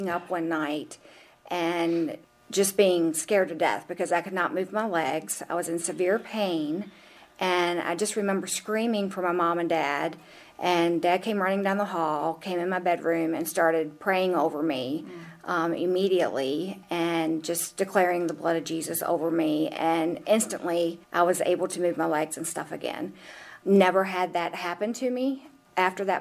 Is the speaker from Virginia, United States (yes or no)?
yes; Elkton, Virginia, United States; also born or lived in Charlottesville, Virginia; I was born and raised in Elkton, Virginia, and I have lived there my entire life, except for approximately 2 years in Charlottesville